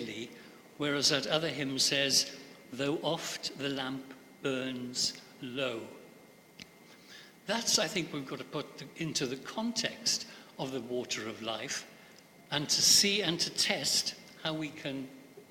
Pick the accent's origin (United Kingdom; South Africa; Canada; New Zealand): United Kingdom; Pembrokeshire, Wales; Growing up in Pembrokeshire, in Wales, schools and the chapels particularly were forever singing versions of this.